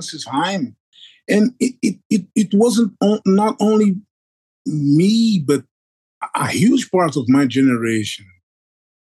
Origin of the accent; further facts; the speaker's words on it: Rio de Janeiro, Brazil; I grew up in Tijuca. Tijuca is an important neighborhood in Rio